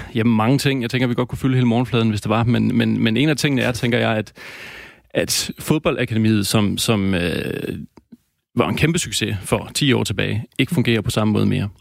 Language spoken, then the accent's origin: Danish; Denmark; os danskere